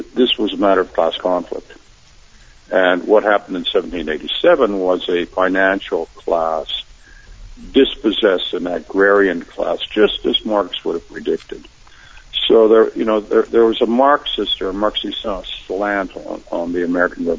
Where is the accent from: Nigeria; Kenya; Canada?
Canada; I'm in a public school taught by nuns in Canada